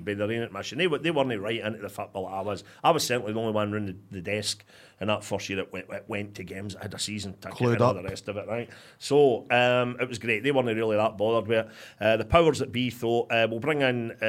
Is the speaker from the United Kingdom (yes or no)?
yes; Motherwell, Scotland, United Kingdom; Motherwell's my team, born and bred in Motherwell